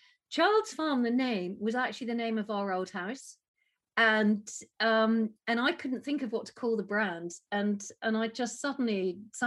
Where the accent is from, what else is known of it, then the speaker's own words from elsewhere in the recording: United Kingdom; we're British